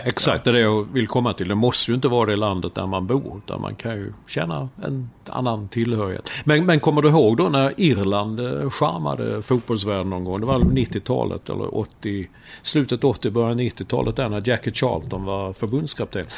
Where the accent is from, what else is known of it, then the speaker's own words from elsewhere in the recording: Sweden; moved away as an adult; also born or lived in Stockholm; now in New York, United States; vi tillhör ju den här gängen som, som eh, är födda och uppvuxna här i Sverige